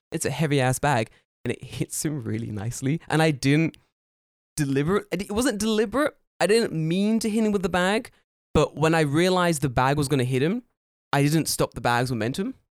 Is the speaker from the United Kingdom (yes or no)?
yes; United Kingdom; now in Japan; I'm British.